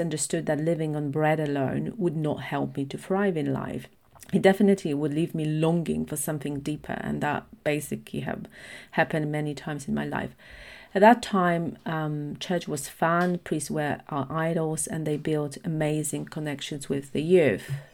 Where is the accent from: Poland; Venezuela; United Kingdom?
Poland; at that time, Poland was predominantly Catholic, so it still is, but it's shifting with more liber-, uh, liberal i-, ideologies. So, most of my friends went to church, we had religion at school